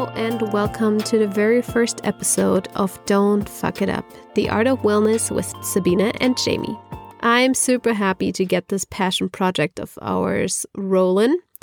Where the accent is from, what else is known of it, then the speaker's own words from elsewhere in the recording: Germany; moved away as an adult; also born or lived in California; now in Berlin, Germany; I'm originally from Germany, not from Berlin, but from Germany.